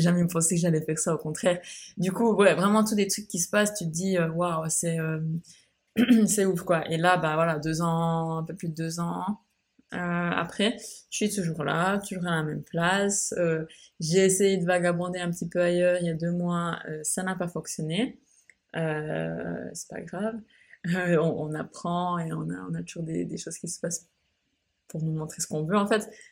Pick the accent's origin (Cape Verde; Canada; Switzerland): Switzerland; moved away as an adult; now in Bali, Indonesia; j'ai quitté la Suisse, donc mon pays d'origine où je suis née. J'ai grandi et j'ai passé 26 ans de ma vie